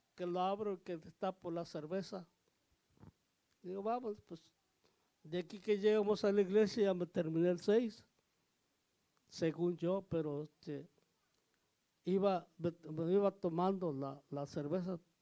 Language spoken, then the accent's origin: Spanish; Oaxaca, Mexico; Yo soy de Oaxaca